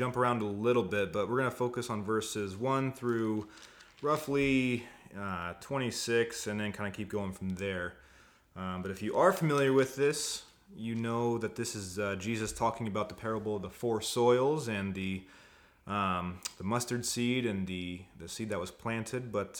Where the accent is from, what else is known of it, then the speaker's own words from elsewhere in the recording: Indiana, United States; now in Arizona, United States; I'm from Indiana. But Indiana. I've been out here for 8 years, so yeah, I'm accustomed here.